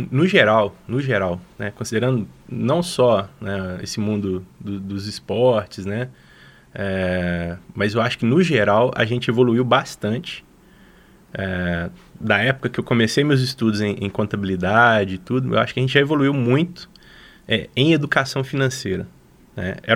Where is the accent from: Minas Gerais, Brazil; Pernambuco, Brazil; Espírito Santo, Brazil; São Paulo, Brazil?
Minas Gerais, Brazil; Belo Horizonte; now in Lavras, Brazil; viemos parar em Lavras, a gente veio de Belo Horizonte para Lavras